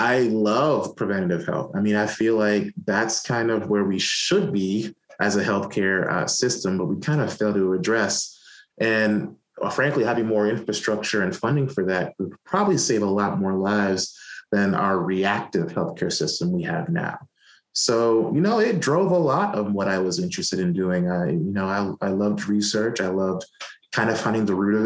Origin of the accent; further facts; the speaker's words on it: New York City, New York, United States; also born or lived in Atlanta, Georgia; now in North Carolina, United States; we grew up in Brooklyn